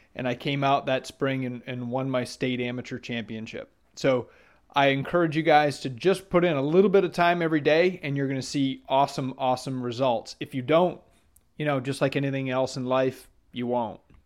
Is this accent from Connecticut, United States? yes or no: no; Maine, United States; moved away; I grew up in Maine